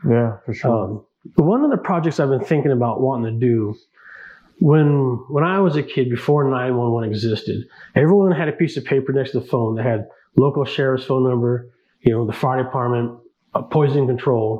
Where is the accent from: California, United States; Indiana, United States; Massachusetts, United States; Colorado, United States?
California, United States; Northern; moved away as an adult; now in Omaha, United States; growing up in Northern California, we were exposed to a lot of, uh, you know, the gay community